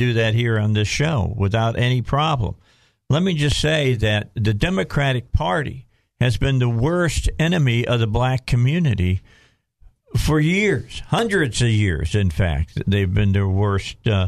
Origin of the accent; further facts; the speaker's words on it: Gary, Indiana, United States; I grew up in Gary, Indiana